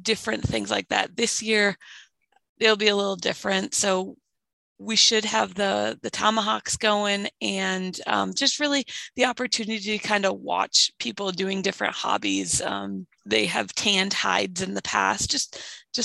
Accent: East Coast, United States; moved away; I grew up on the East Coast

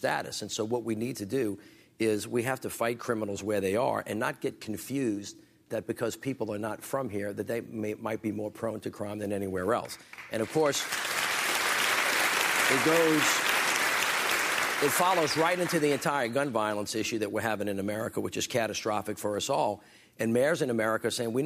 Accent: the South, United States; I'm from the South.

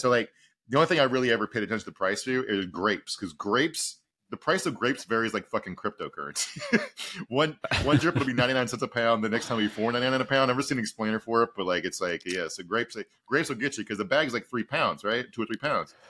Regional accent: Southern Virginia, United States; moved away; also born or lived in Texas; I'm from Southern Virginia

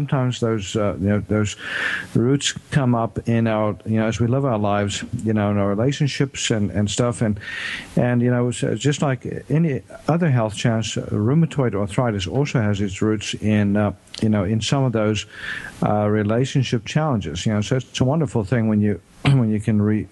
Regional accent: South Africa; now in United States; I grew up in South Africa and was born in South Africa

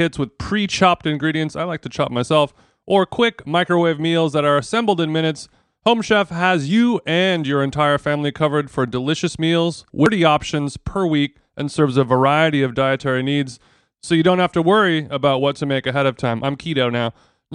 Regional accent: Los Angeles, California, United States; Los Angeles, my hometown

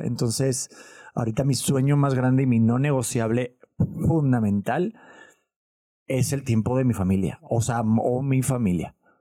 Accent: Cholula, Puebla, Mexico; yo soy de Cholula, Puebla

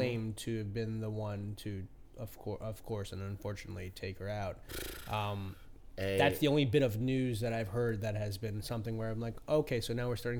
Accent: New York City, New York, United States; I grew up in the Bronx

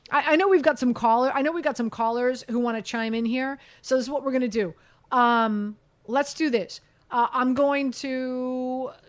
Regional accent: Miami, Florida, United States; I grew up in Miami in the '80s

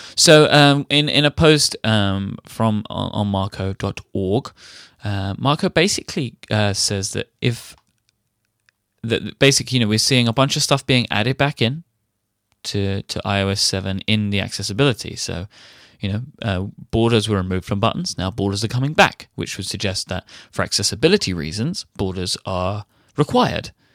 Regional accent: United Kingdom; I'm British

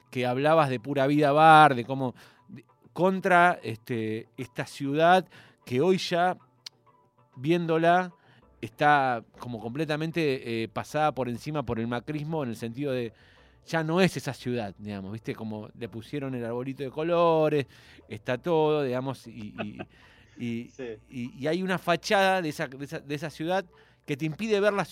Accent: Corrientes, Argentina; born there; also born or lived in Buenos Aires; nací en Corrientes, viví en muchos

